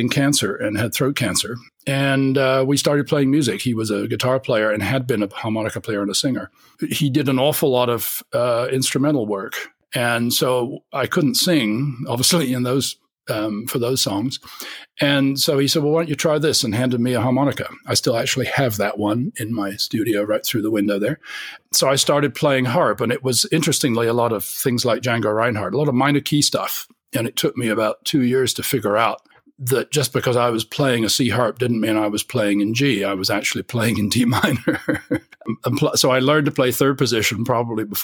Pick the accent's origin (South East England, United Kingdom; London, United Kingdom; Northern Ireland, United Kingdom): London, United Kingdom; Kingston upon Thames; moved away; also born or lived in Winchester / Cambridge; I was born in South London, Kingston, and lived most of my first 19 years in the south of England